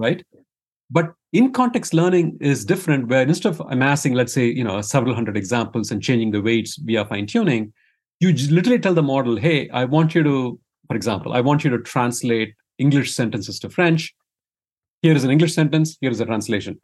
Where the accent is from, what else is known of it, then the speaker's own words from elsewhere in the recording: India; moved away as an adult; now in United States; I grew up in India, Uh, and then after an undergrad degree in engineering, I, uh, I came to the U S for grad school